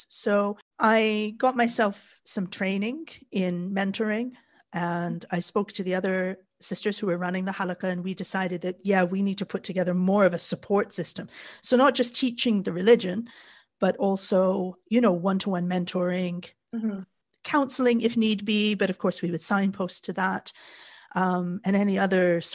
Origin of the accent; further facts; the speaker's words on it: Canada; moved away as an adult; also born or lived in Japan / Kuwait; now in Wales, United Kingdom; I was born and raised in Canada, where we are very, very mixed. So I grew up in Canada, but I moved to the UK